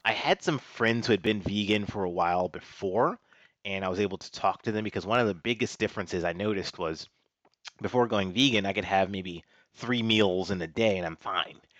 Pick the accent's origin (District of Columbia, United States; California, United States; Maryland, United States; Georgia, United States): District of Columbia, United States; Washington; moved away as an adult; also born or lived in North Carolina / New York; I grew up in Washington, D C.